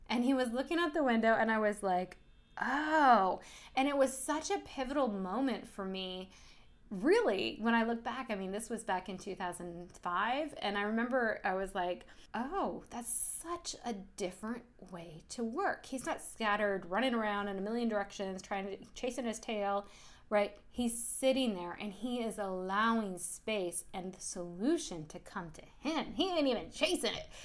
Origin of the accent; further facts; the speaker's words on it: United States; also born or lived in Indonesia; growing up in America